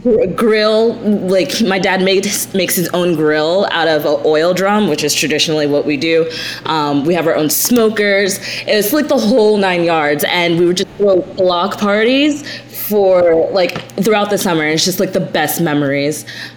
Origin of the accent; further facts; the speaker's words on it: Jamaica; And I'm Jamaican, so we had a connection.